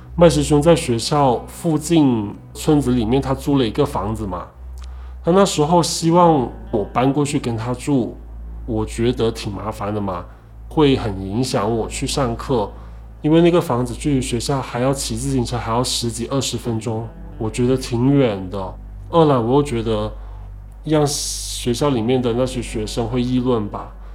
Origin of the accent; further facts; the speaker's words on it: Liuzhou, Guangxi, China; moved away as an adult; now in Guangdong, China; 今年二十七岁，我来自广西柳州，目前在广东